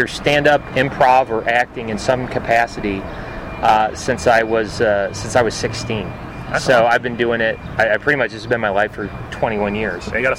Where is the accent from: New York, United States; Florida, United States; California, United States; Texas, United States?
Florida, United States; Daytona Beach; I grew up in Daytona Beach, Florida, around the whole NASCAR atmosphere, and so I grew up as a I was fortunate. I grew up as a beach town kid